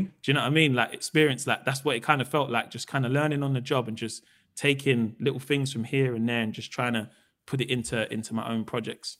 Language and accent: English; London, United Kingdom; also born or lived in Peckham; we grew up in Camberwell